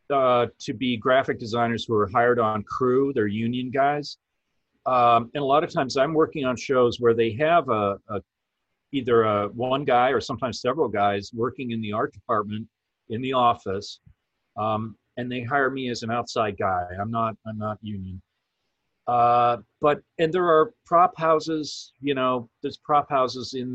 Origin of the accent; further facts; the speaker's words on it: Canada; moved away; also born or lived in Toronto; I'm from Canada originally.